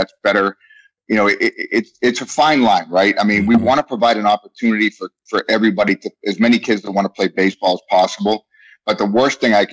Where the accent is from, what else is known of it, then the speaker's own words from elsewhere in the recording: Boston, Massachusetts, United States; moved away; I've been punched in the face a lot growing up in Boston